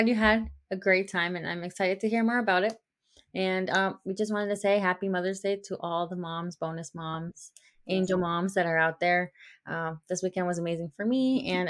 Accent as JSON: {"language": "English", "region": "Georgia", "country": "United States", "tie": "born or raised there", "said": "he is from my hometown here in Georgia."}